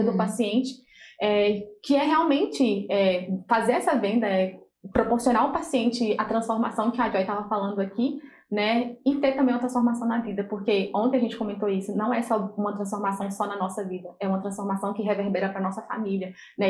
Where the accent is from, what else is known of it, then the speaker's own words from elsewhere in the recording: Minas Gerais, Brazil; moved away as an adult; now in Santos, Brazil; eu vim de Minas para poder trabalhar aqui